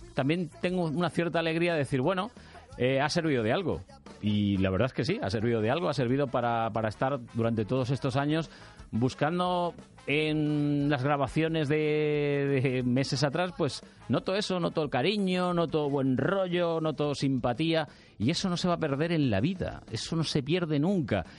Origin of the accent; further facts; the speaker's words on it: Andalusia, Spain; now in Madrid, Spain; Yo ya es que soy más madrileño que, que andaluz